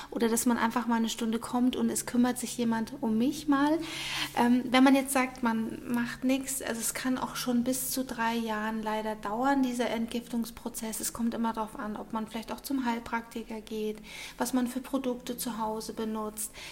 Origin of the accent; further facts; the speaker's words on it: Munich, Bavaria, Germany; ähm, bin aus München, bin 40 Jahre alt